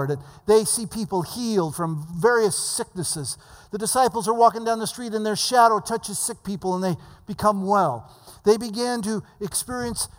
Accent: the Valley of California, United States; I came from the Valley of California where we didn't know what proper meant

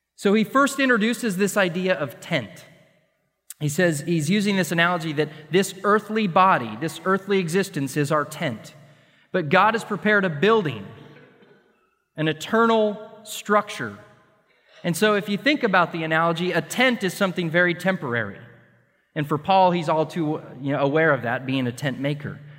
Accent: Montana, United States; moved away as an adult; also born or lived in Connecticut / Colorado / Washington / North Carolina; now in Texas, United States; growing up in Montana, And in the Rocky Mountains

